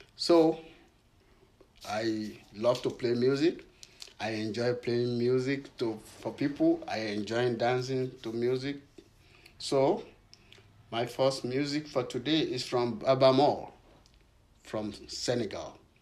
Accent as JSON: {"language": "English", "country": "Nigeria", "moved": "yes", "lives_now": "Cincinnati, United States", "said": "I'm from Nigeria."}